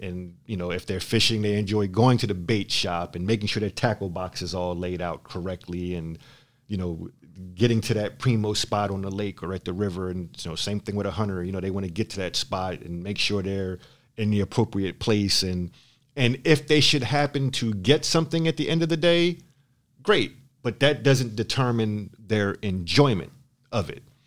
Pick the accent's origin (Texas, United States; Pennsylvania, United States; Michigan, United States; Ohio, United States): Pennsylvania, United States; Philadelphia; now in San Diego, United States; I'm from Philadelphia.